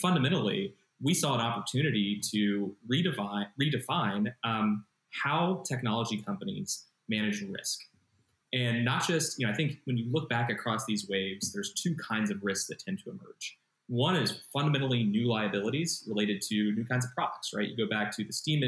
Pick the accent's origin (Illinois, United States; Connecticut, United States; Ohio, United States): Ohio, United States; Columbus; moved away as an adult; now in California, United States; Transplant okay. from Columbus, Ohio